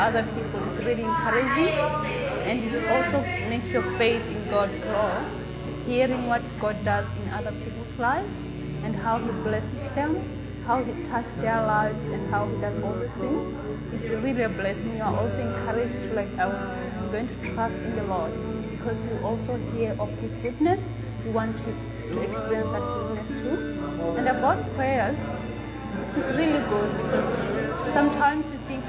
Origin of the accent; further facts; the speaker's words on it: Botswana; now in Melbourne, Australia; I'm from Botswana.